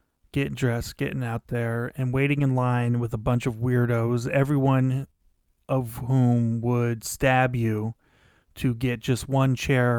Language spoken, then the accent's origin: English; Pennsylvania, United States; I was a teenager growing up in Pennsylvania